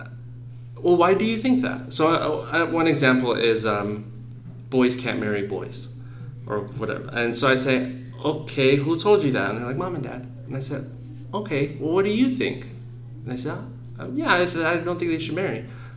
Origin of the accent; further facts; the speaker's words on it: Phoenix, Arizona, United States; growing up in Phoenix, the schools I went